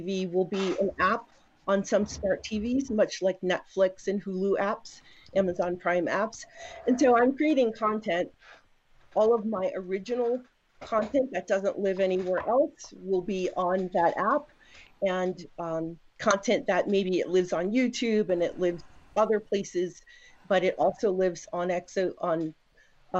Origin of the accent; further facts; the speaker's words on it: New York City, New York, United States; moved away; also born or lived in Raleigh, North Carolina; I actually grew up in New York City.